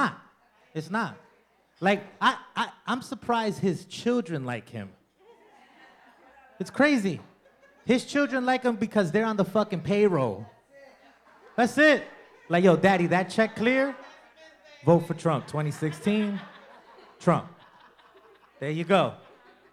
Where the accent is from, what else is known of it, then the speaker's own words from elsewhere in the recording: New York City, New York, United States; I'm Latino from the Bronx.